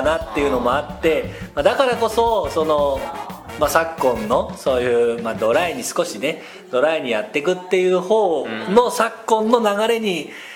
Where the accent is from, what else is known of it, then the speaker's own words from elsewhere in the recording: Nagano, Japan; now in Tokyo, Japan; 私生まれも育ちも長野県長野市